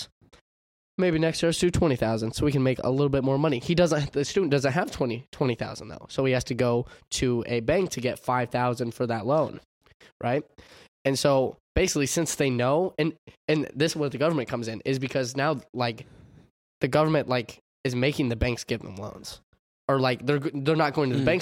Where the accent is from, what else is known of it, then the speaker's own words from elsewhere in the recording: United States; As an American society